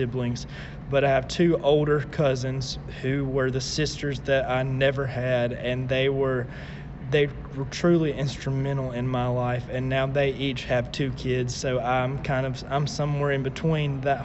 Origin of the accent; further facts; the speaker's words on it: Dublin, Alabama, United States; also born or lived in Montgomery, Alabama; I'm from Dublin, Alabama